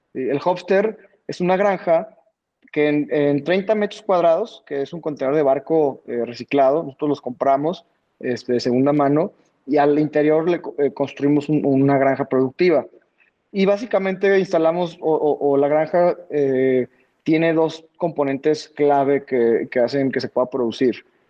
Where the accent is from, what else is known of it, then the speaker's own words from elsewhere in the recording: Bajío, Guanajuato, Mexico; nosotros somos de aquí del Bajío, de, Guanajuato